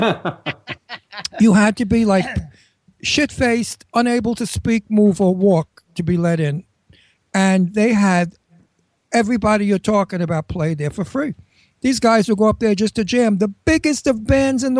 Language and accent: English; California, United States; also born or lived in Brooklyn, New York; I moved to California in 1951. I grew up there.